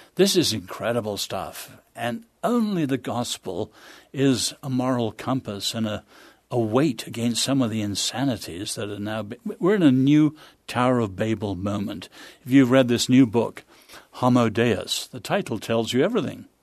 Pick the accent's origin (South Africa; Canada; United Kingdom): United Kingdom; England; also born or lived in China; now in United States; as an Englishman